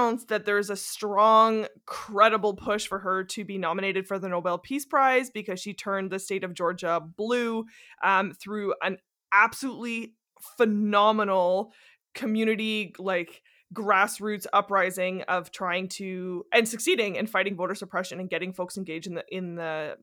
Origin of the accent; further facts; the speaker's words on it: Canada; as a Canadian